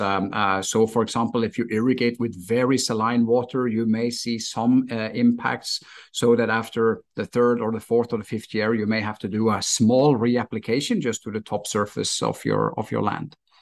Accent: Stavanger, Rogaland, Norway; moved away as an adult; also born or lived in Miami, United States; my hometown in Stavanger, Norway

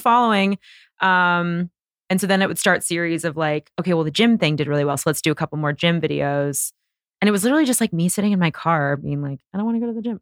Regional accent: Bay Area, California, United States; moved away as an adult; now in Los Angeles, United States; I was from the Bay Area

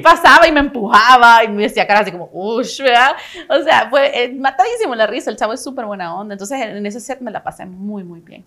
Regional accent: El Salvador; moved away; also born or lived in United States / Canada; soy una salvadoreña

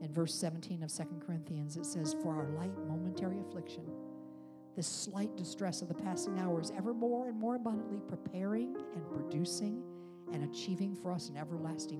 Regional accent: upstate New York, United States; in my hometown of upstate New York, where blizzards came in over Lake Ontario

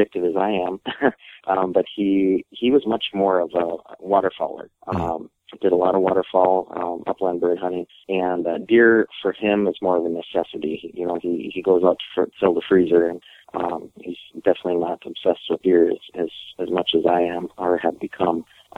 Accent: Fergus Falls, Minnesota, United States; my hometown is Fergus Falls, Minnesota. I was born and raised there

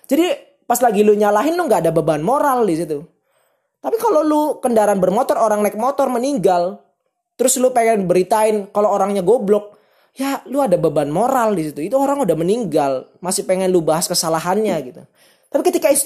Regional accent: Cirebon, West Java, Indonesia; gua orang Cirebon

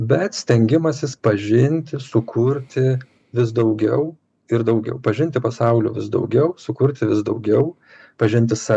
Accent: Lithuania; mes lietuviai galime didžiuotis savo lietuviškąja tapatybe

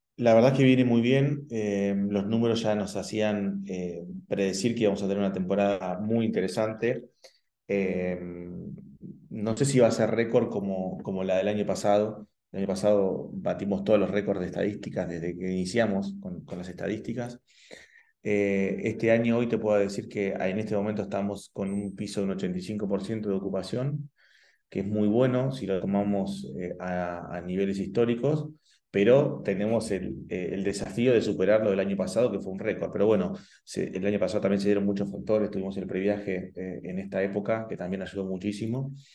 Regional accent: La Plata, Buenos Aires Province, Argentina; moved away as an adult; now in Esquel, Argentina; no soy de Esquel, eh, nací en La Plata, y hace 20 años que nos eh, mudamos con mi familia eh, acá a la ciudad de Esquel

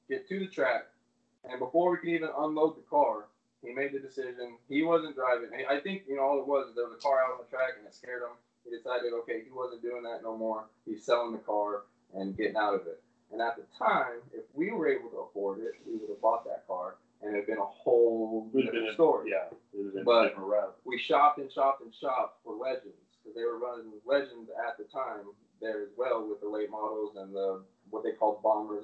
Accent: Central California, United States; now in Arkansas, United States; we're growing up in Central California

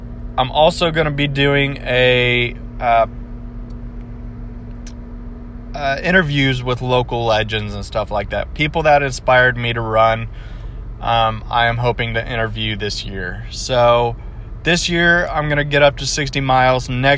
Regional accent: Broken Arrow, Oklahoma, United States; I am a runner from Broken Arrow, Oklahoma, which is right next to Tulsa

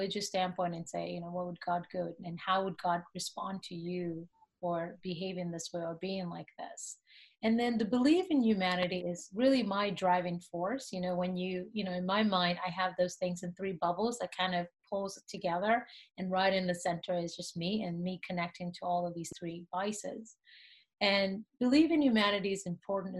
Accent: Nigeria; I grew up in Nigeria

